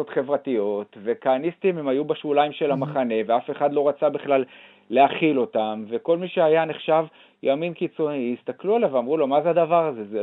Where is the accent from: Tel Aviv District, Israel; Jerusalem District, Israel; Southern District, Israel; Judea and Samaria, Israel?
Judea and Samaria, Israel; גדלתי ביישוב נורמלי שהוא היה בשומרון, הייתה אידיאולוגיה של ארץ ישראל השלמה